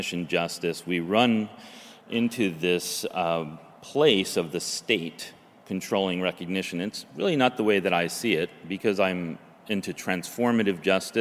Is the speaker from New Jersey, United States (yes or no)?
yes; New Jersey, United States; moved away as an adult; now in Oregon, United States; the place that I grew up in New Jersey, in the swamplands, Pine Barrens